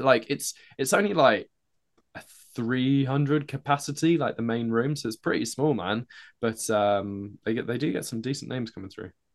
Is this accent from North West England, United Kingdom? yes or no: no; Norwich, East of England, United Kingdom; that's where I kinda grew up